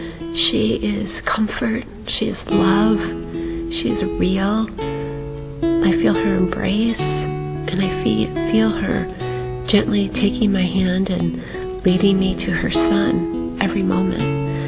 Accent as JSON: {"language": "English", "region": "Michigan", "country": "United States", "said": "I'm from Michigan in the United States of America."}